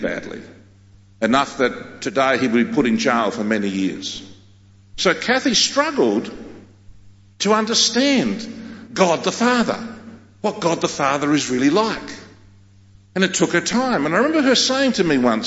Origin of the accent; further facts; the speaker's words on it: Australia; first language Greek; English is a second language; I'm a Australian, born in Australia, but I'm fully Greek. That's my ethnicity. I'm not an Anglo. I'm a Greek man. And my first language was Greek.